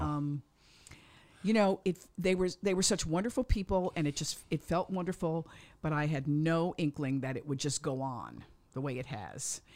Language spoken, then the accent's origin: English; Cheshire, Connecticut, United States; also born or lived in Bronx, New York; I was born in the Bronx, and then we moved up to a town called Cheshire